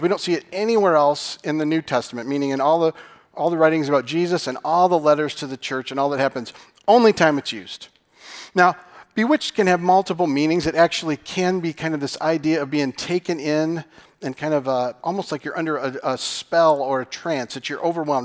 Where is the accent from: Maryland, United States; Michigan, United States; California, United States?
Michigan, United States; I'm from Michigan.